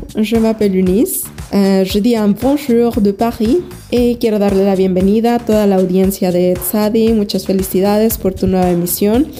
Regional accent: San Luis Potosí, Mexico; aquí de San Luis

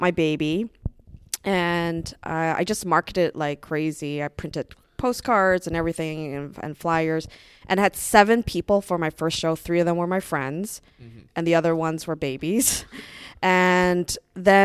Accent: Brooklyn, New York, United States; also born or lived in Vancouver; I'm originally from Brooklyn

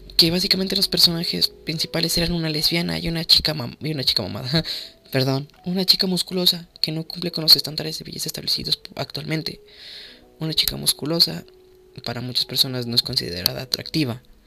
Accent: Mexico; soy de México

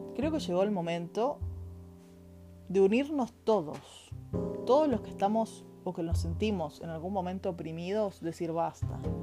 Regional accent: Argentina; now in Chile; Soy argentina, vivo en Chile.

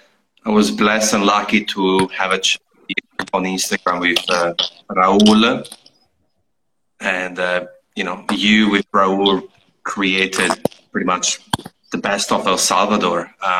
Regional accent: Italy; moved away; growing up in Italy in a small village

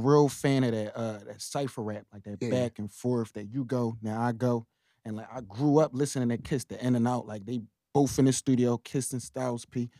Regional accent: Philadelphia, Pennsylvania, United States; now my generation, we grew up in North.

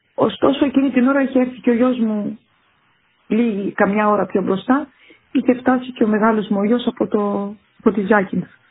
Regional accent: Kythrea, Nicosia District, Cyprus; moved away as an adult; στο δημοτικό σχολείο του χωριού μου, της Κιθρέας, Κιθρέα λέγεται το χωριό μου

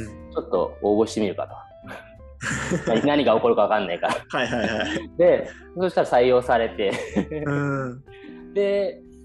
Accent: Kawasaki, Kanagawa, Japan; moved away as an adult; also born or lived in Copenhagen, Denmark; now in Kanazawa, Japan; 出身は全く金沢に関係ない神奈川県川崎市の出身です。

